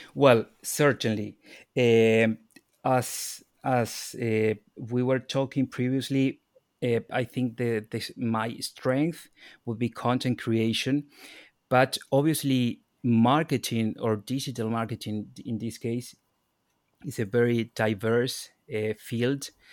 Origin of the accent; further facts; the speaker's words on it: Argentina; moved away as an adult; also born or lived in Ireland; now in Dublin, Ireland; I'm from Argentina.